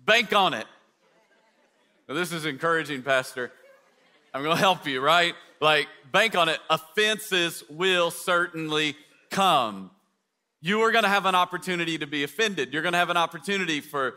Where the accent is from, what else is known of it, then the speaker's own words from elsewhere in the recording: East Tennessee, United States; moved away; people in East Tennessee where I grew up